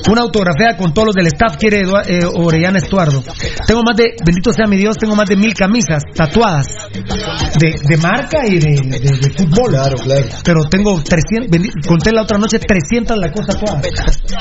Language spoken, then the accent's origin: Spanish; Guatemala; somos chapines, ¿verdad? Ya siendo guatemalteco